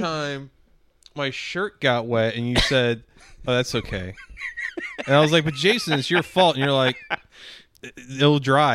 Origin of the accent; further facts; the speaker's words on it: North County, St. Louis, Missouri, United States; growing up in fucking North County and, like, the aughts